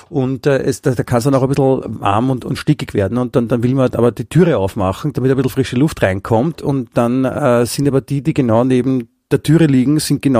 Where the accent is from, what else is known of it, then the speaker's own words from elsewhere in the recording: Germany; born there; weil ich ja ich bin in Deutschland geboren und habe, äh, also meine ganze Pappseite wohnt ja in Deutschland nach wie vor.